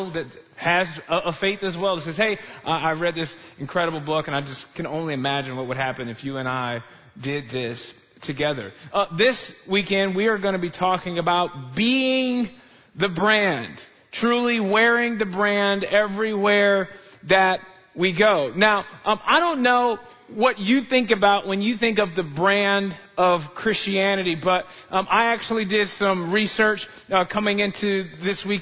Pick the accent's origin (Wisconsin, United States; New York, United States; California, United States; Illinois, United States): Illinois, United States; Chicago; I grew up in Chicagoland area